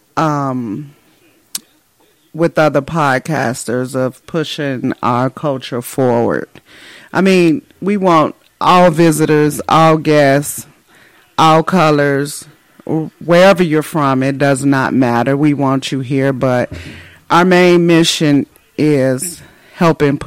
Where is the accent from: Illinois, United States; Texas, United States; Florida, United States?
Illinois, United States; Chicago; moved away as an adult; also born or lived in Japan / Germany; now in California, United States; We're from Chicago. We're both from Chicago, born and raised